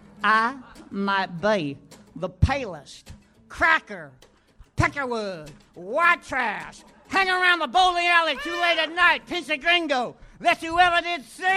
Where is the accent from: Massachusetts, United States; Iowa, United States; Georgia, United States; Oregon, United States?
Iowa, United States; I'm Irish, and I'm from Iowa.